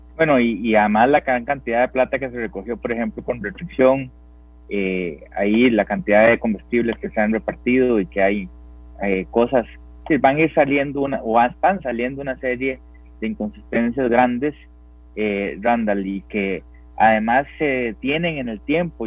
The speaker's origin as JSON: {"language": "Spanish", "country": "Costa Rica"}